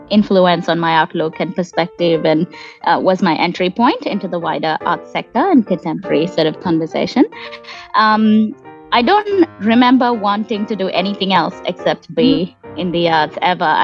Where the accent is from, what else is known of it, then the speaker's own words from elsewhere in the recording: Kuwait; I was born and raised in Kuwait um, just before the Gulf War, um, and where my parents were working as immigrants